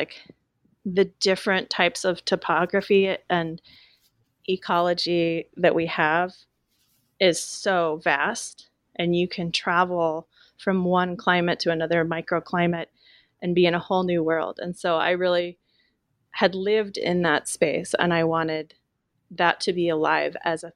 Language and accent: English; Willamette Valley, Oregon, United States; as a teenager growing up in the Willamette Valley